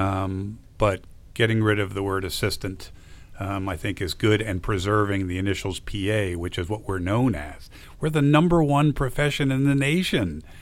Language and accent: English; New Jersey, United States; I grew up in New Jersey.